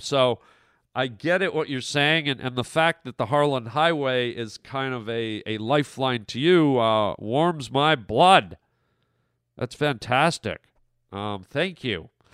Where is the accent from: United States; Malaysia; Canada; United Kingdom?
Canada; moved away; my home country of Canada